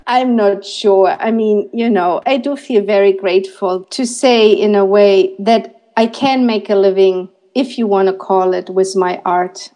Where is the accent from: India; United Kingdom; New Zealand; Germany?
Germany; Berlin; I'm from Berlin and that I'm a photography student